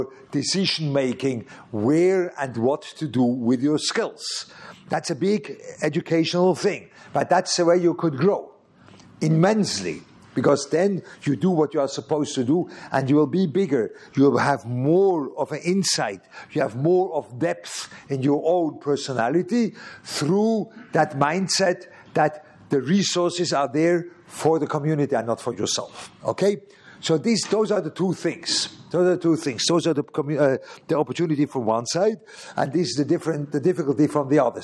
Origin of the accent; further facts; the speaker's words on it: Lucerne, Switzerland; moved away; Luzern, which was my hometown